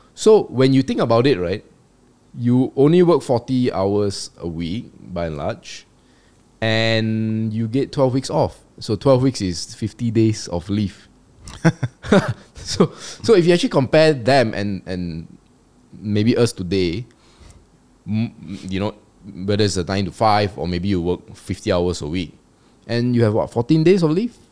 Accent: Malaysia; As a Malaysian

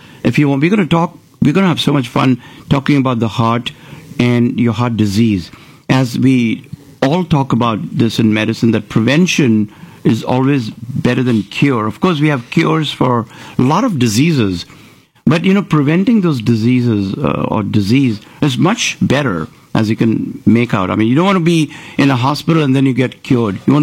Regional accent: Maharashtra, India; now in Houston, United States; I can tell you about Maharashtra. I was born there.

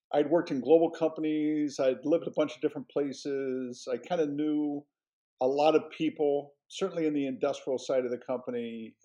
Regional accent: Cincinnati, Ohio, United States; moved away as an adult; I grew up in Cincinnati.

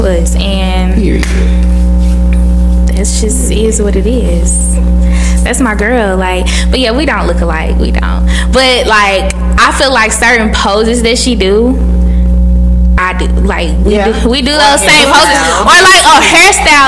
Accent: Memphis, Tennessee, United States; I'm from Memphis

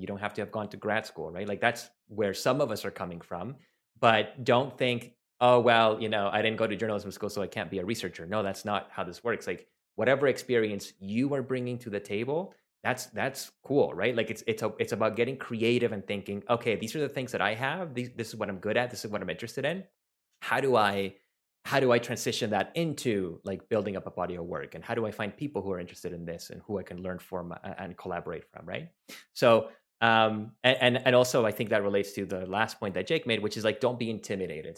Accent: Venezuela; first language Spanish; English is a second language; I'm from Venezuela. My native language is Spanish.

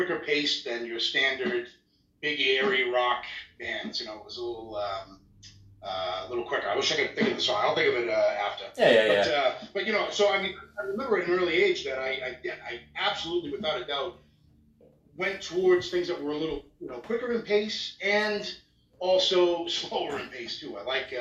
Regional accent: Chelsea, Massachusetts, United States; now in Canada; I'm from the Boston area. I was actually born right outside of Boston, a city called Chelsea.

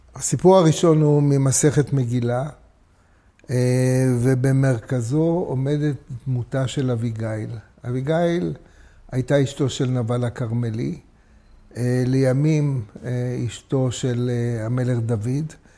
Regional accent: Jerusalem, Jerusalem District, Israel; אני נולדתי בדסה הר הצופים

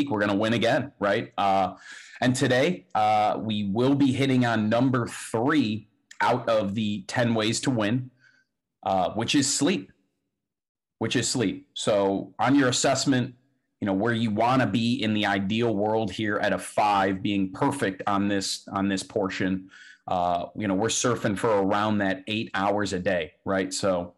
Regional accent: Cleveland, Ohio, United States; moved away; up in Cleveland now, originally my hometown

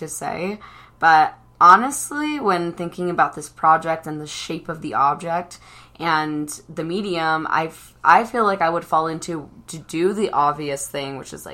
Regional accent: Southern California, United States; now in Salt Lake City, United States; the murals that I grew up with in Southern California

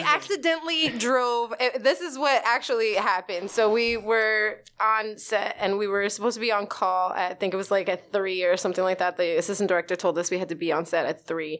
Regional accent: New York City, New York, United States; also born or lived in Staten Island; I grew up in the Bronx, uh, actually across the street from the zoo

